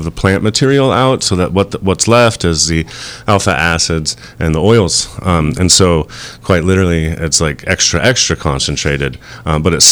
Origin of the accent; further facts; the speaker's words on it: Ukiah, California, United States; also born or lived in Seattle; I grew up in Ukiah